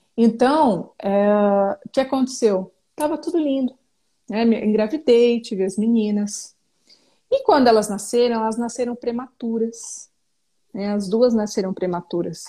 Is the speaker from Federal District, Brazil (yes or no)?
no; São Paulo, Brazil; now in Jundiaí, Brazil; Sou natural de São Paulo e moro atualmente na cidade de Jundiaí.